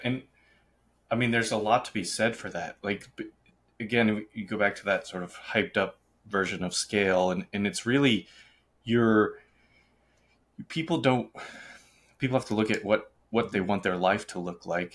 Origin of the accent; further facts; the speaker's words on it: Boston, Massachusetts, United States; also born or lived in Charlotte; now in Los Angeles, United States; I'm from Boston